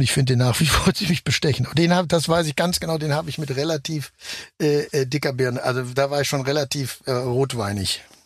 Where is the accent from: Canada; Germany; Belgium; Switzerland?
Germany; ich natürlich als Deutscher